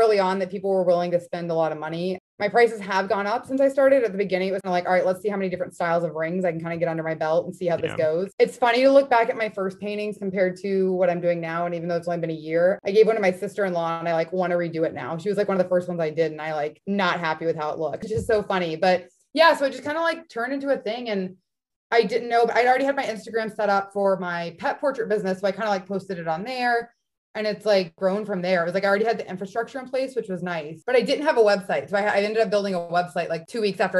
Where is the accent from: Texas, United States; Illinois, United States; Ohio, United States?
Texas, United States; outside of Dallas; moved away as an adult; also born or lived in Arizona; now in Boston, United States; I was born and raised outside of Dallas, Texas, went to college in Arizona, and then moved up here.